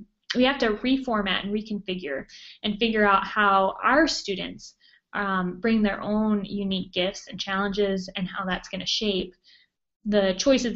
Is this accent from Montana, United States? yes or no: yes; Montana, United States; also born or lived in Minnesota / New Jersey; now in Boone, United States; I'm originally from Montana and have lived in Minnesota and also New Jersey.